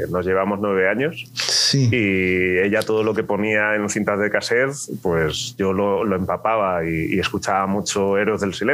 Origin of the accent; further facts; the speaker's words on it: Terrassa, Catalonia, Spain; born there; now in Alicante, Spain; yo nací en Tarrasa, que está cerquita de Barcelona. Ah, ok. Pero mi casa y mi familia y mi todo está en un pueblecito de Almería.